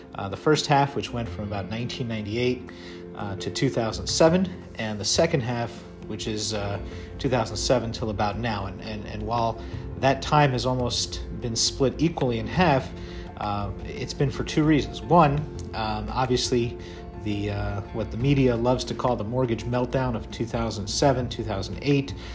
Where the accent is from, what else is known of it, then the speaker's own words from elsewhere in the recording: New York City, New York, United States; moved away as an adult; now in Midwest, United States; born and raised in Brooklyn